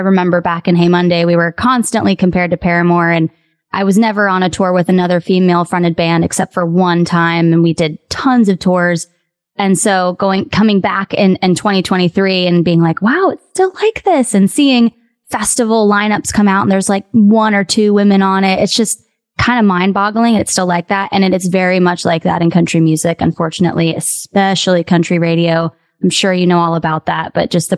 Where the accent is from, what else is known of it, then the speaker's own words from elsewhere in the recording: West Palm Beach, Florida, United States; I grew up in Florida and I was in South Florida